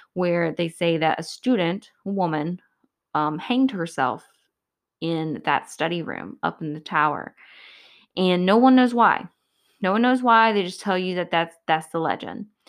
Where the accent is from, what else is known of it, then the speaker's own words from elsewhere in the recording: Georgia, United States; I'm from Georgia